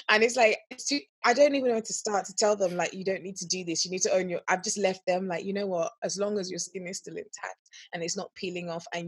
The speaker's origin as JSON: {"language": "English", "country": "Nigeria", "tie": "born or raised there", "moved": "yes", "said": "I grew up in Nigeria for about 9 years of my life and of my formative years"}